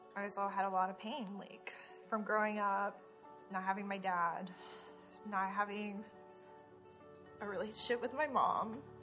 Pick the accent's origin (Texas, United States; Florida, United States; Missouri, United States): Florida, United States; also born or lived in Richmond, Indiana; My mother moved me to Florida when I was five.